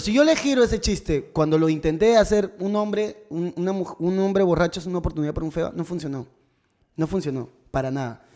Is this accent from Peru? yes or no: yes; Tumbes, Peru; moved away